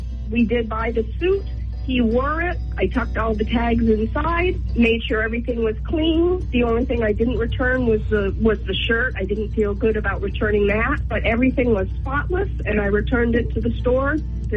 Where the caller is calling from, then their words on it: Loudon, New Hampshire, United States; from Loudoun.